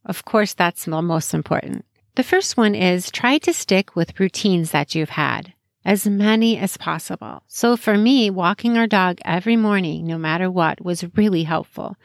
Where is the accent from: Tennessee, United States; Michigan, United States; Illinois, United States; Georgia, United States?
Illinois, United States; Chicago; I grew up in Chicagoland area, lived there most of my life.